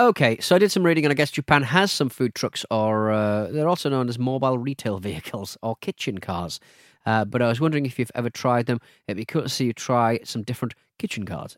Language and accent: English; Hartlepool, North East England, United Kingdom; from my hometown of Hartlepool